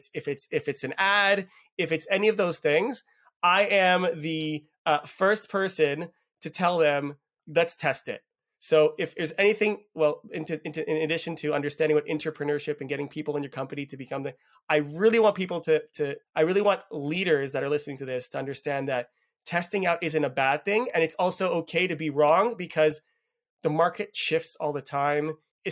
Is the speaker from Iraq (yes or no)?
no; Canada; born there; also born or lived in Israel; I was born in Canada, but I lived about 20 years in Israel.